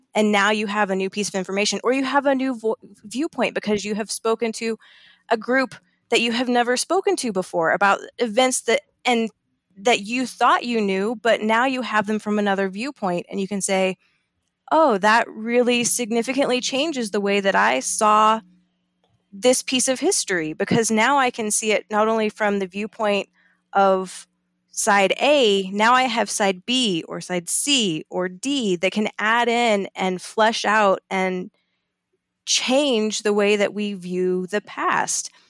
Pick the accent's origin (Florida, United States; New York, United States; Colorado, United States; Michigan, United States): Colorado, United States; I'm from Colorado